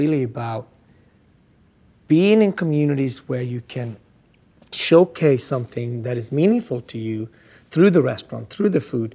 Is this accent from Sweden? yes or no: yes; Sweden; also born or lived in Ethiopia; now in United States; growing up in Sweden, you know, curing fish